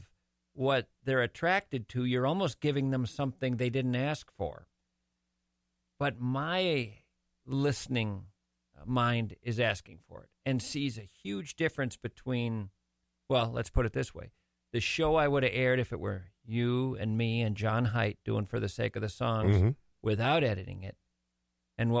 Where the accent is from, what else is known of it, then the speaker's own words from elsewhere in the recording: St. Paul, Minnesota, United States; I grew up kind of between St. Catherine's College and McAllister College